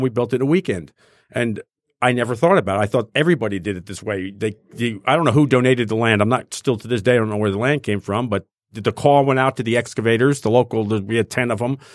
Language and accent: English; New Jersey, United States; now in Detroit, United States; I grew up in North Jersey